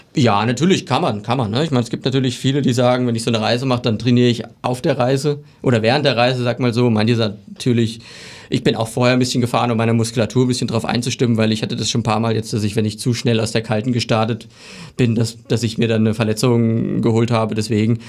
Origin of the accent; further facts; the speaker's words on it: Barchfeld, Thuringia, Germany; ich komme aus Barchfeld, das ist in der Nähe von Bad Salzung